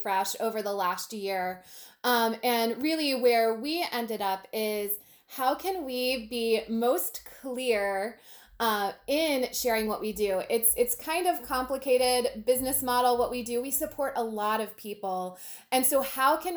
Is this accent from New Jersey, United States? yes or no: no; Manassas, Virginia, United States; I grew up in Manassas, which has a thriving downtown Main Street program